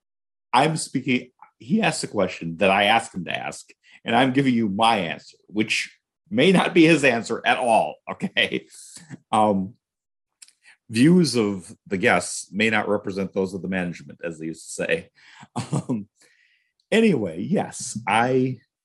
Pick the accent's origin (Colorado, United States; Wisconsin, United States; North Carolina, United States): Wisconsin, United States; I'm from Wisconsin